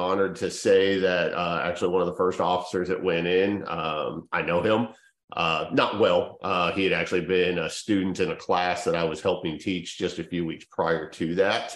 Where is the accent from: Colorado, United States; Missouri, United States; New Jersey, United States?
Colorado, United States; Denver; being from Colorado and growing up in the Denver area during the mid and late 90s